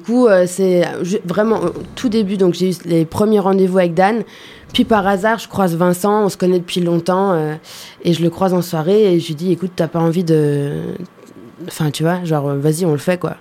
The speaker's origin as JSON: {"language": "French", "country": "Germany", "tie": "born or raised there", "moved": "yes", "said": "j'ai grandi en Allemagne"}